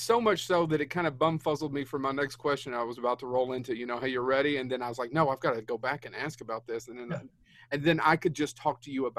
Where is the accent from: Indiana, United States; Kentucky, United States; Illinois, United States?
Kentucky, United States; even though we're from Kentucky